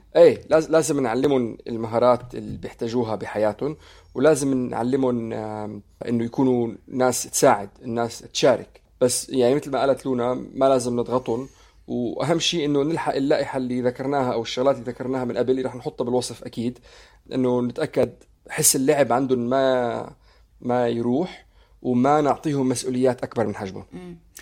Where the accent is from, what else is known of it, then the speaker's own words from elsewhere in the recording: Syria; انا سوري